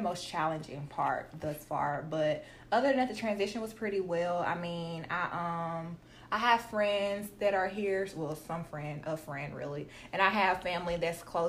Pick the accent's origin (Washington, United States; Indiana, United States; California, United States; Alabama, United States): Alabama, United States; Tuscaloosa; moved away as an adult; now in Atlanta, United States; I'm from Tuscaloosa, Alabama. Y'all don't know about T-Town. It's small